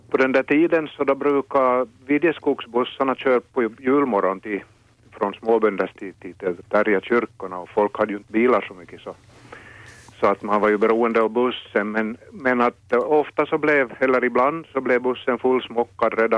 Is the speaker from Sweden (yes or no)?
no; Finland; Och så kom det inte via Kortseby, min hemby.